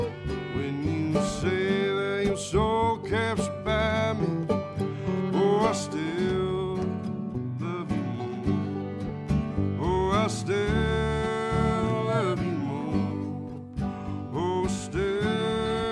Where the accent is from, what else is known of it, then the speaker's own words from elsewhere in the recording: near Renfro Valley, Kentucky, United States; I grew up really near Renfro Valley, in the Renfro Valley Entertainment Center, so I went there a lot as a kid